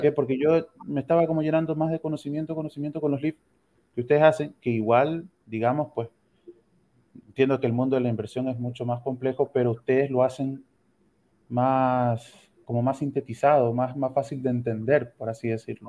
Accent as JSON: {"language": "Spanish", "country": "Ecuador", "moved": "as an adult", "lives_now": "Santiago, Chile", "said": "soy médico ecuatoriano"}